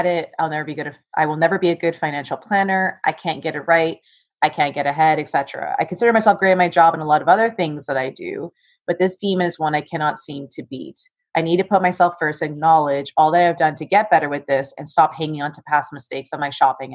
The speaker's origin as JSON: {"language": "English", "town": "Toronto", "region": "Ontario", "country": "Canada", "said": "I am from Toronto"}